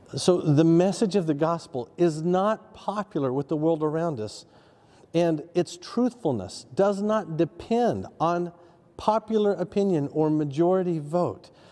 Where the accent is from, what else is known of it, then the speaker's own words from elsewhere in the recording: Oklahoma, United States; when I was growing up in Oklahoma, every town had a tornado siren